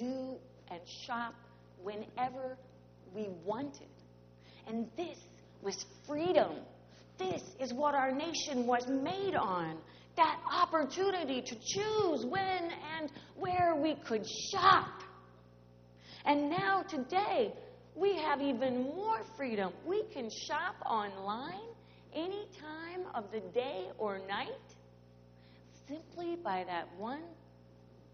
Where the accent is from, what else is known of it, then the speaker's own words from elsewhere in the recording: St. Louis, Missouri, United States; I grew up in St. Louis